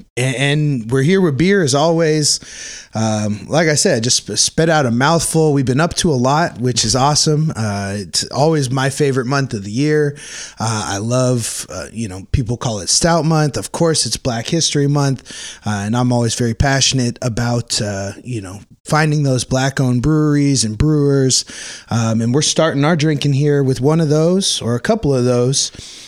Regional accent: Oak Park, Illinois, United States; my hometown, Oak Park.

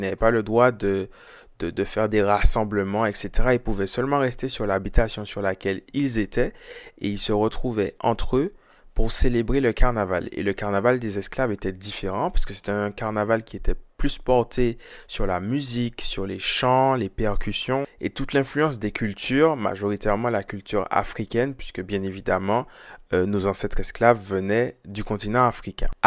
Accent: Martinique; moi je suis martiniquais, c'est le carnaval que je connais le, mieux

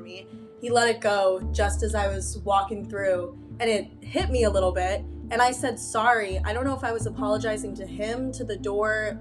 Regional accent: a suburb of Chicago, Illinois, United States; moved away as an adult; now in Ann Arbor, United States; I'm from a suburb of Chicago

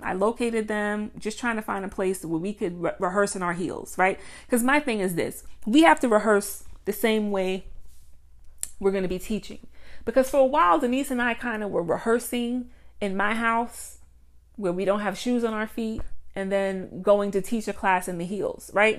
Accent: Mount Vernon, New York, United States; shout out to Mount Vernon, my hometown

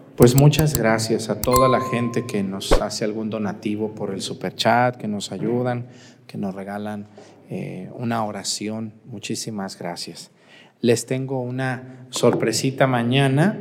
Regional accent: Mexticacán, Jalisco, Mexico; moved away; el día primero voy a ir a mi pueblo, allá nos vemos si quieren ir a las doce y media del mediodía, allá en el Sagrado Corazón de Jesús en Mesticacán

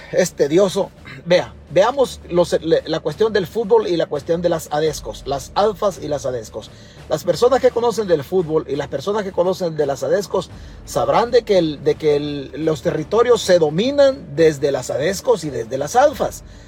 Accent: El Salvador; now in United States; Yo vivo accidentalmente en Estados Unidos, pero mi único territorio es El Salvador. Es la única tierra que tengo en el mundo

